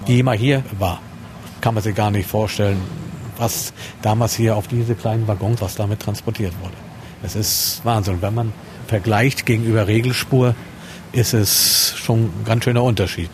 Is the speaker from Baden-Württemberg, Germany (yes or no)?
no; Neubrandenburg, Mecklenburg-Vorpommern, Germany; ich bei Neubrandenburger bin